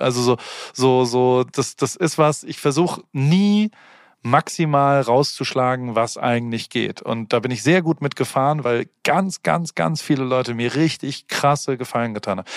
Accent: Heidelberg, Baden-Württemberg, Germany; also born or lived in Hamburg; now in Los Angeles, United States; ich bin immer noch Heidelberger

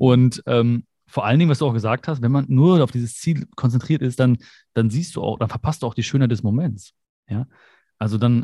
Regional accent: Germany; also born or lived in India (ancestry); ich bin zwar hier geboren, ich bin Deutscher, ich fühle mich auch so

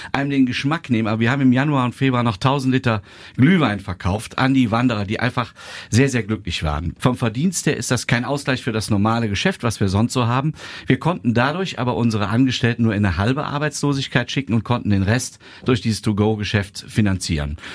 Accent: Altenberg, North Rhine-Westphalia, Germany; also born or lived in Cologne; Ich bin im Grunde gebürtig in Köln, aber mit zwei Jahren nach Altenberg gezogen. Ich bin also so ein Urtyp Altenberger.

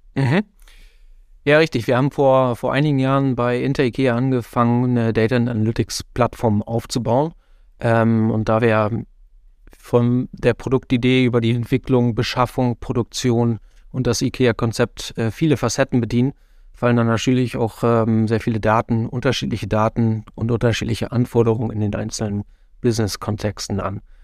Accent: northwest Germany, Germany; moved away as an adult; now in Netherlands; als jemand, der aus gebürtig aus Nordwestdeutschland kommt, da immer noch tief verwurzelt ist

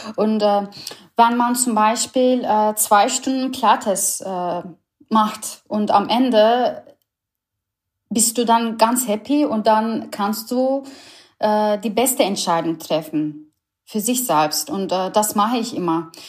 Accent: Istanbul, Turkey; German is a second language; moved away as an adult; also born or lived in Berlin, Germany; now in Germany; Ich, ich komme ursprünglich aus Istanbul. Ich bin eine Ur-Istanbulerin

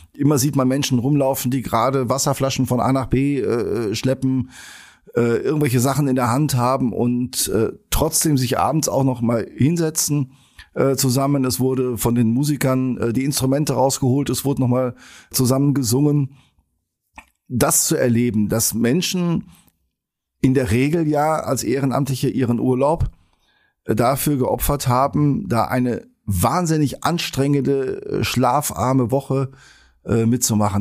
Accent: Sauerland, North Rhine-Westphalia, Germany; now in Geseke, Germany; bin ich äh, Sauerländer und als solcher mit Schützenfest groß geworden

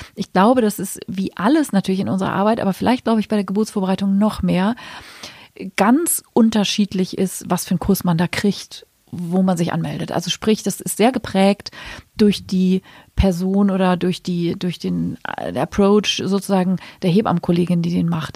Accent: Hamburg, Germany; moved away as an adult; now in Berlin, Germany; ich komme ja aus Hamburg und da habe ich eben auch die ersten zehn Jahre meines Berufslebens gearbeitet

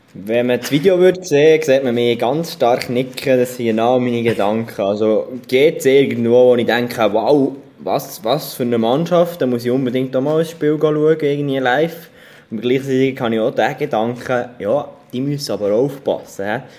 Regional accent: Switzerland; uns Schweizer

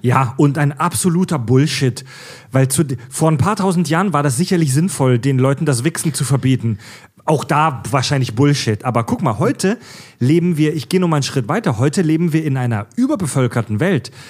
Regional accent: Swabia, Baden-Württemberg, Germany; ich komme ja aus dem Schwabeländle, aus dem äh, äh, baden-württembergischen Raum, Südwestdeutschland

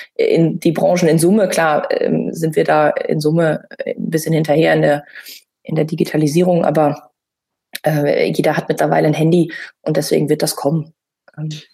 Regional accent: Münsterland, North Rhine-Westphalia, Germany; ich bin im Münsterland groß geworden

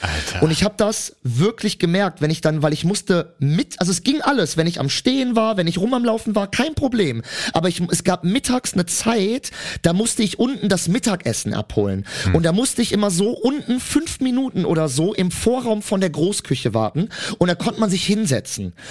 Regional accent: Cologne, North Rhine-Westphalia, Germany; ich komme ja aus Köln

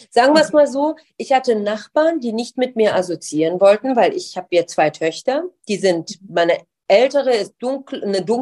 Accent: Iran; Jedes Mal, wenn ich gefragt wurde, wo kommst du eigentlich her? Dann habe ich gesagt, genau wie ich es auch in Deutschland gesagt hatte, ich bin persisch.

